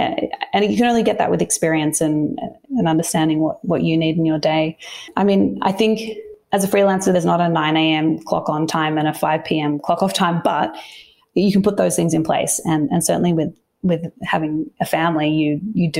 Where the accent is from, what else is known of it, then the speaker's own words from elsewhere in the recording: Melbourne, Victoria, Australia; moved away as an adult; now in Sydney, Australia; I grew up in Melbourne and spent a lot of time there. And now Sydney feels like home.